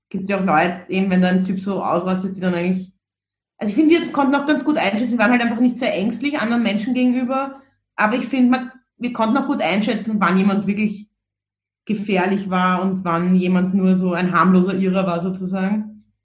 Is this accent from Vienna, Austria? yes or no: yes; Vienna, Austria; weil das auch so ein recht unverblümter, unbeschönigender Humor war, mit dem man irgendwie so aufgewachsen ist in Wien